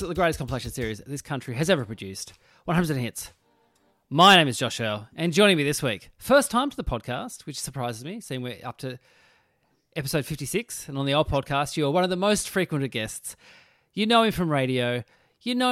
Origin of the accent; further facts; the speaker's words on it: Tasmania, Australia; I'm also from Tasmania.